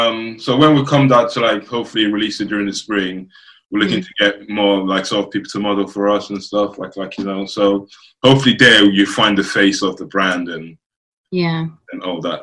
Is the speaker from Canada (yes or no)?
no; Dublin, Leinster, Ireland; born there; also born or lived in Nigeria / United Kingdom; But I was born in Dublin, Ireland. Then I went to Nigeria. Then I came to the UK.